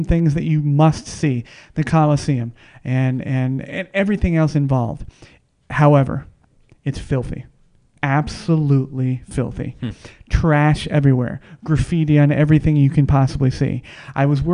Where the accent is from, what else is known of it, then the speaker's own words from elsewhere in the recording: Las Vegas, Nevada, United States; I'm from Vegas.